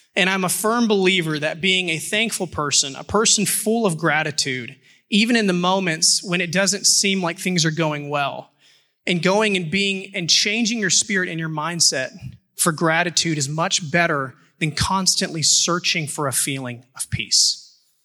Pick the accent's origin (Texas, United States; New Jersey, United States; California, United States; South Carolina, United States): Texas, United States; Houston; moved away; I'm from Houston